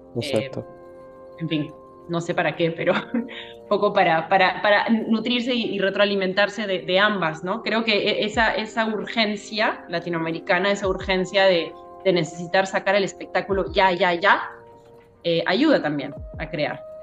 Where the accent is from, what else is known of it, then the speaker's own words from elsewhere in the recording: Peru; also born or lived in Europe; decidí volver a Perú